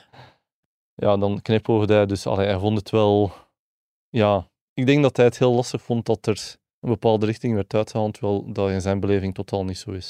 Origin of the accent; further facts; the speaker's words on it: West Flanders, Belgium; ik ben zelf een West-Vlaming